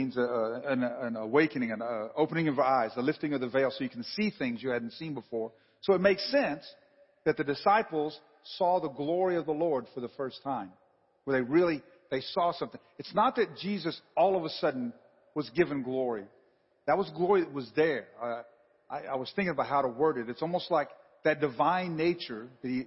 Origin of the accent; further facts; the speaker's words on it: the South, United States; I am from the South.